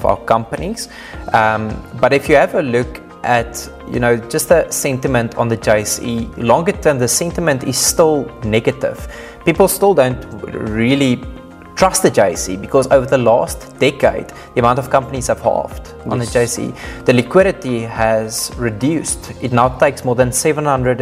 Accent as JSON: {"language": "English", "country": "South Africa", "said": "as South African investors"}